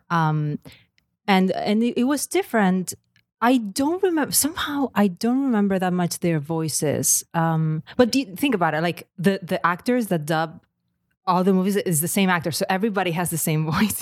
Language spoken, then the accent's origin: English; Lleida, Catalonia, Spain; first language Catalan; English is a second language; moved away as an adult; I grew up in Catalonia, in Lleida, which is just a region, uh, in the middle of Catalonia. And it's Catalan, first language.